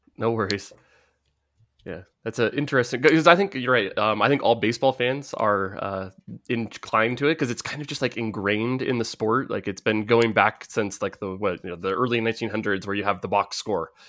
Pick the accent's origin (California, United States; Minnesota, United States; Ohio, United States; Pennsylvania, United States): California, United States; Bay Area; growing up in the Bay Area